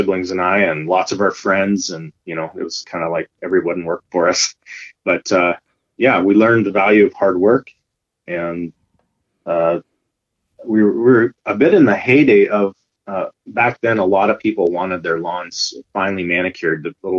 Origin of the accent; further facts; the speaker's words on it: Iowa, United States; moved away as an adult; also born or lived in Langley, British Columbia, Canada; now in Abbotsford, Canada; Growing up in Iowa, my parents are farmers